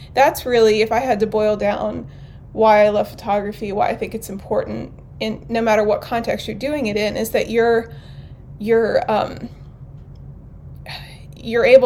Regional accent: New Castle, Pennsylvania, United States; also born or lived in Pittsburgh, Pennsylvania; now in Ambridge, United States; I grew up in Newcastle, about an hour north of here

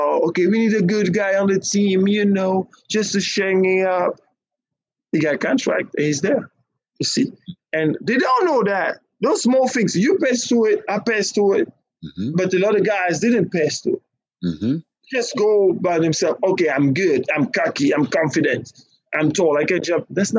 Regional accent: Nigeria; But us, we like, now, I'm Nigerian. I'm Nigerian.

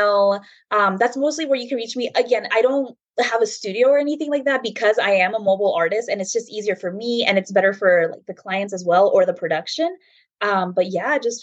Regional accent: Bakersfield, California, United States; moved away as an adult; also born or lived in Escondido; now in San Diego, United States; I was born and raised in Bakersfield

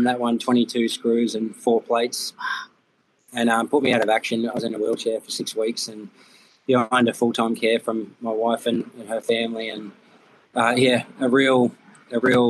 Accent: Goulburn, New South Wales, Australia; also born or lived in United States; one of Matt Mladen's mechanics, Rego Rourke, was from my hometown

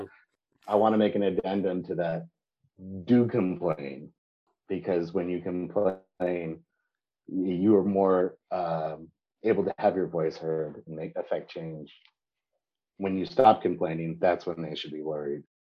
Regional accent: San Diego, California, United States; I grew up sailing in San Diego, my, my home

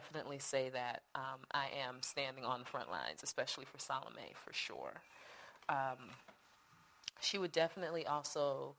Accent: Jamaica; born there; No. Jamie was born in the States. My brother's born in the States. I was born in Jamaica.

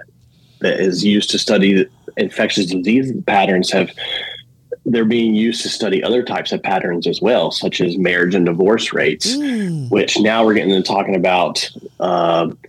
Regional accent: Alabama, United States; moved away as an adult; also born or lived in Louisiana / Indiana / Georgia; I'm from Alabama. I've lived in Louisiana, Indiana, and Georgia, but I'm now back in Alabama, living across the bay from Mobile

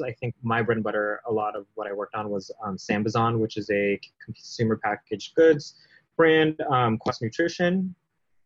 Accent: California, United States; I've been born and raised in California

